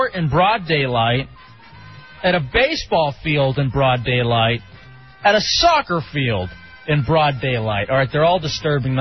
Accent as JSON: {"language": "English", "region": "Texas", "country": "United States", "moved": "yes", "said": "I came from Texas"}